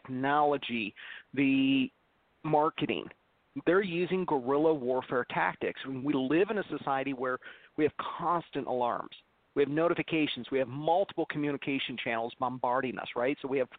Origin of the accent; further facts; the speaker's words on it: Detroit, Michigan, United States; I'm from Motown